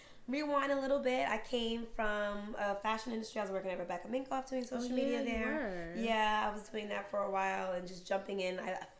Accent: New York City, New York, United States; I was born and raised in Harlem

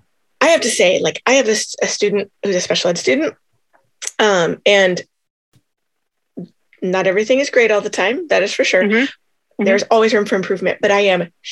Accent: Iowa, United States; moved away as an adult; now in Nebraska, United States; I've lived my whole life in the Midwest, and I grew up in schools in Iowa

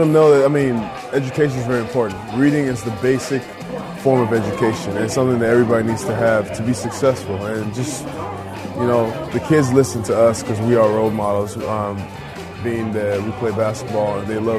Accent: Nigeria; now in United States; I grew up in Nigeria

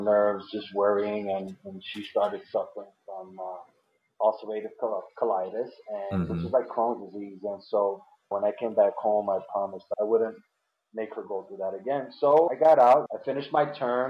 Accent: New York City, New York, United States; moved away as an adult; now in Pennsylvania, United States; I was born and raised in New York in the Bronx. I'm a Bronx kid

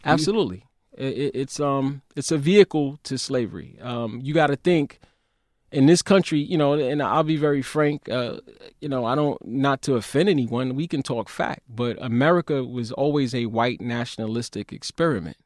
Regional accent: New York City, New York, United States; growing up in Brownsville, where it was an air of lawlessness in Brownsville and East New York

